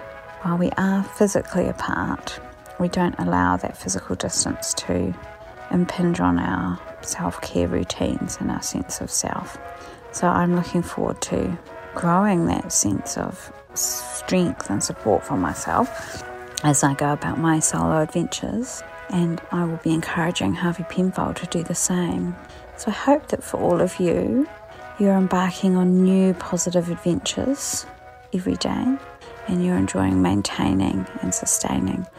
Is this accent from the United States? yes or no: no; England, United Kingdom; moved away as an adult; now in Dunedin, New Zealand; I came back here from England, having gone over there when I was 7